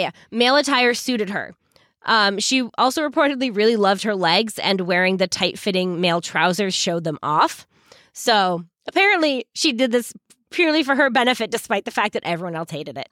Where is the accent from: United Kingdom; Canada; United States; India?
United States; Massachusetts; for us Massachusetts people